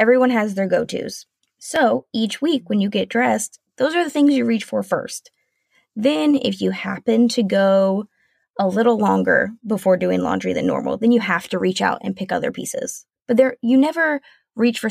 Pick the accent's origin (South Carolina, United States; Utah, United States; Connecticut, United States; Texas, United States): South Carolina, United States; moved away as an adult; now in Washington State, United States